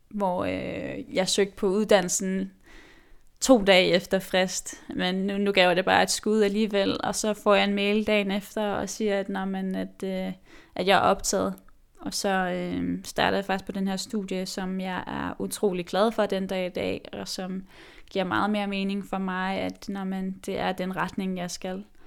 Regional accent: Nuuk, Sermersooq, Greenland; moved away; jeg er jo grønlandsk, øh, født og opvokset i Nuuk

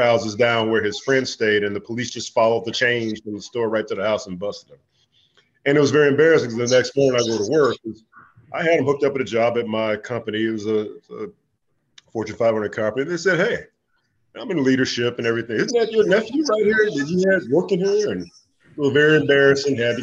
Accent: Chicago, Illinois, United States; I was born and raised in Chicago

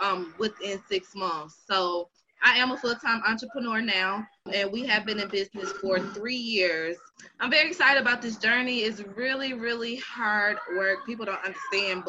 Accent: Charlotte, North Carolina, United States; also born or lived in Buffalo, New York; I'm from Buffalo, New York, by way raised in Charlotte, North Carolina

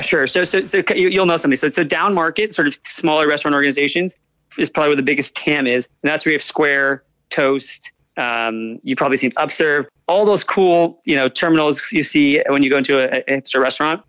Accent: Albany, New York, United States; also born or lived in Bronx, New York; I was born in the Bronx, but I was primarily raised in upstate New York near yeah. Albany

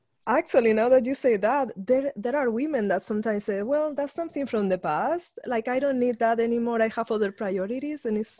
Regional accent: Spain; now in Los Angeles, United States; I'm from Spain.

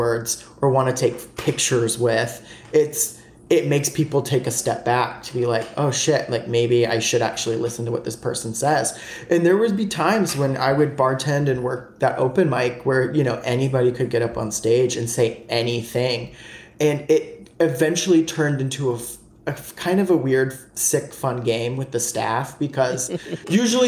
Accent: the South, United States; growing up in the South.

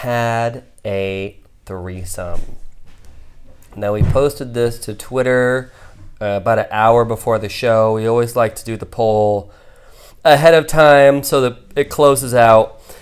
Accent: Ohio, United States; I grew up in Ohio, like in the Bible Belt

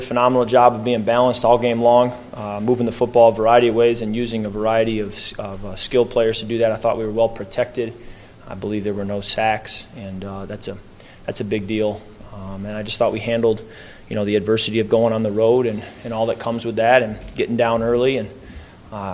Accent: Holland, Michigan, United States; moved away; That's the Holland Sentinel right there, my hometown paper

